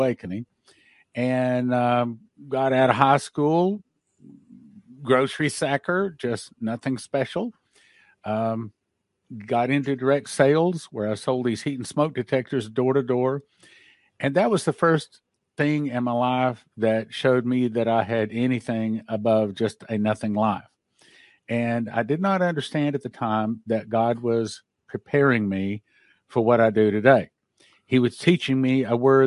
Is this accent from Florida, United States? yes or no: no; Odessa, Texas, United States; I grew up in Odessa, Texas